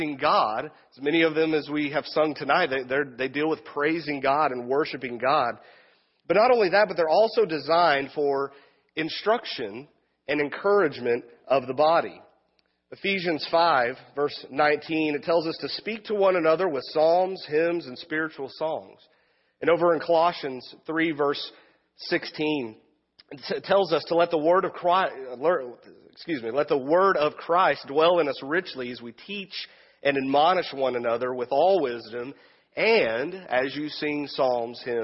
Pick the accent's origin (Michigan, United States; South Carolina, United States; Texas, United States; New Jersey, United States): Texas, United States; Wichita Falls; now in Wichita, United States; my hometown of Wichita Falls, Texas, about 4.5 hour drive straight south from here, the other Wichita